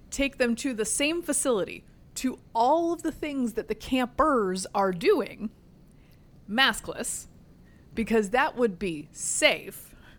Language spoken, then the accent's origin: English; Durham, North Carolina, United States; also born or lived in Northern Virginia; now in Arlington County, United States; I sent my children to camp in my hometown. which is in the state of North Carolina